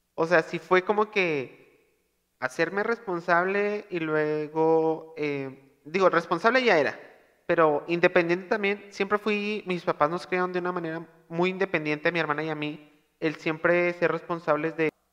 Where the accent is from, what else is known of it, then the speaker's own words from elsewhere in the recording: Monterrey, Nuevo León, Mexico; accent: regio; yo soy regio